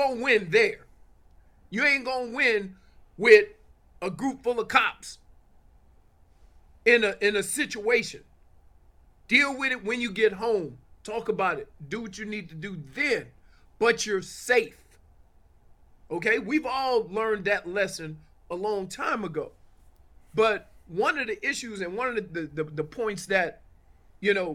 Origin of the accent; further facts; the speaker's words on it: New Orleans, Louisiana, United States; moved away; I grew up in the Ninth Ward of New Orleans. I left New Orleans